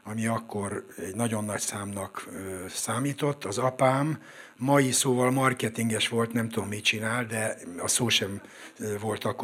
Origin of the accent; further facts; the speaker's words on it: Budapest, Hungary; Én a hatodik kerületben nőttem föl a Hunyadi téren, egész pontosan a Hunyadi tér 12 kettő szám alatt oda születtem, és 13 es koromig ott is éltem.